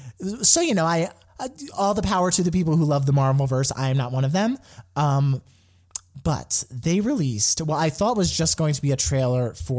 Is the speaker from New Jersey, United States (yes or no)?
yes; New Jersey, United States; moved away as an adult; now in Los Angeles, United States; I'm from New Jersey and, you know, around New York area.